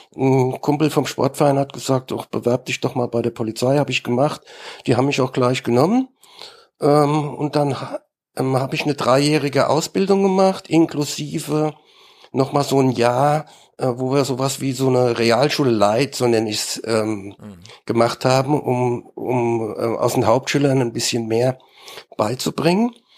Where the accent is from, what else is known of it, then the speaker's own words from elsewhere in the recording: Mainz, Rhineland-Palatinate, Germany; selbst bin ich Mainzer.